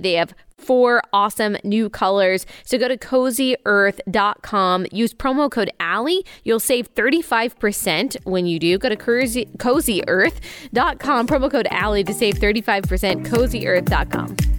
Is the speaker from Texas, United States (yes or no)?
yes; Dallas, Texas, United States; moved away as an adult; also born or lived in Athens; my hometown of Dallas